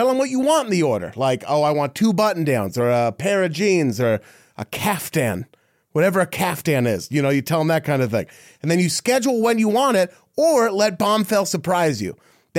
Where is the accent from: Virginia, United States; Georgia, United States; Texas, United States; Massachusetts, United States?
Texas, United States; Dallas; See, for him, it's like I'm from the Dallas Fort Worth area kind of thing.